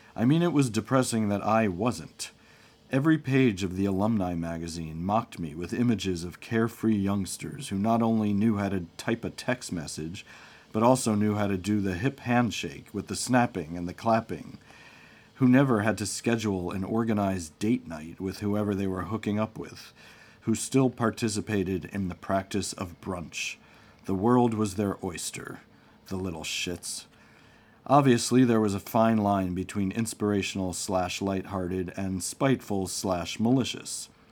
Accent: Short Hills, New Jersey, United States; moved away as an adult; also born or lived in New York City / Brooklyn; I grew up in Short Hills, a town famous for a shopping mall.

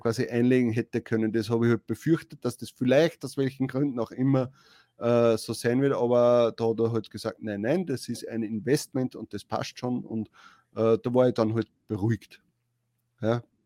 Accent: Austria; wir sind ja aus Österreich.

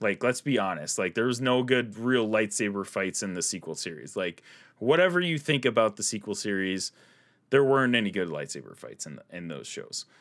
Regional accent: Midwest, United States; accent: Midwestern; my Midwestern accent

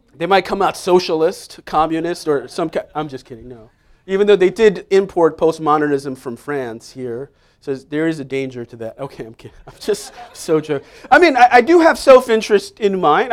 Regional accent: New York City, New York, United States; moved away as an adult; now in Staten Island, United States; I grew up in Manhattan, Upper West Side

